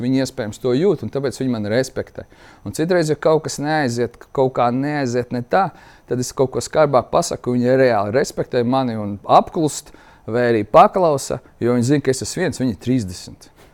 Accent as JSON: {"language": "Latvian", "country": "Latvia", "said": "mēs arī latvieši"}